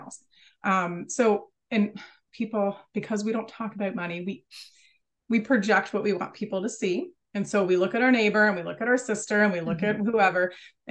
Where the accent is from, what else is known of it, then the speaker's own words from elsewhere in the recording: United States; I'm from America